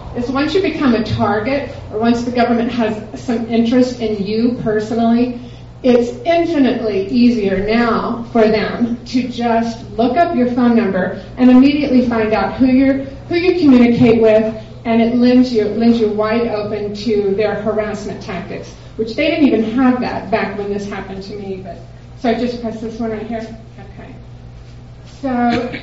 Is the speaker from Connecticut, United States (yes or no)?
no; Dallas, Texas, United States; I'm from Dallas.